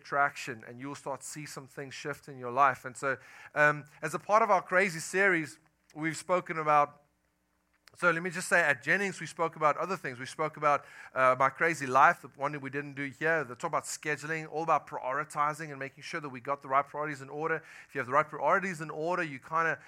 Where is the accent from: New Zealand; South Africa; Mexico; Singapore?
South Africa; accent: Afrikaner; moved away as an adult; now in United States; I am from South Africa. I moved here about 10 months ago with my family